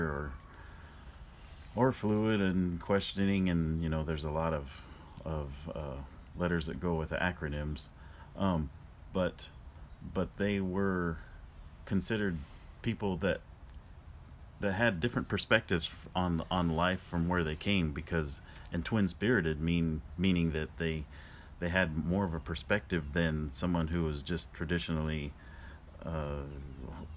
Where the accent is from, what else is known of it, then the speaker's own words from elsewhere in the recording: Klamath Falls, Oregon, United States; moved away as an adult; also born or lived in Portland, Oregon; I grew up in Klamath Falls, Oregon, and I'm happy to say I'm a product of Oregon public school system